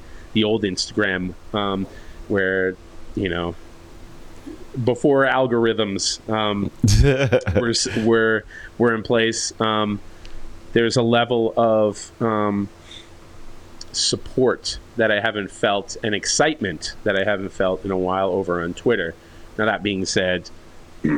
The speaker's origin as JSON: {"language": "English", "region": "New York", "country": "United States", "moved": "yes", "said": "I'm still from New York"}